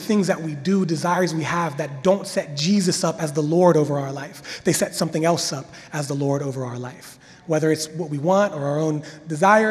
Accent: Washington, Pennsylvania, United States; moved away; I'm from Pennsylvania. Washington, Pennsylvania, small town. We had a creek in my backyard

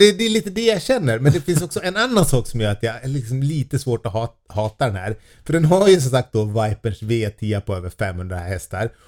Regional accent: Sweden; vi svenskar

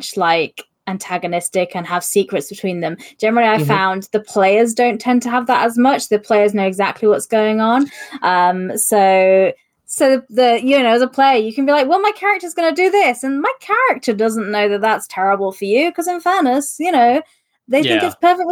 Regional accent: United Kingdom; I'm British

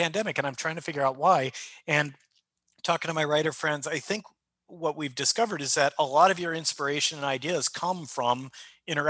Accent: United States; I'm an American

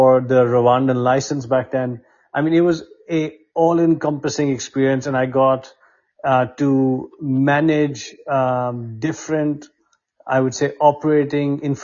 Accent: India; moved away as an adult; also born or lived in United Kingdom; I grew up in India

